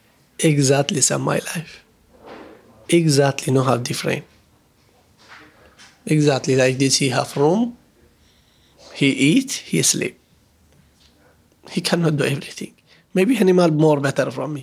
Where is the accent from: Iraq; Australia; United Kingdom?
Iraq; English is a second language; now in Indonesia; I'm from Iraq